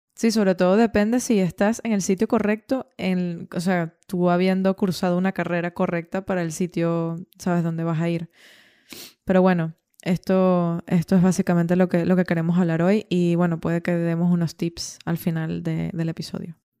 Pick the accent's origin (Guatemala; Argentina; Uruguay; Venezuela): Venezuela; moved away as an adult; also born or lived in Ireland; cuando yo salí de, de Venezuela